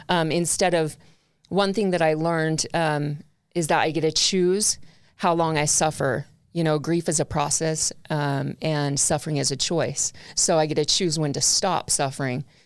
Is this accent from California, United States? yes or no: yes; Long Beach, California, United States; I was born in Long Beach, California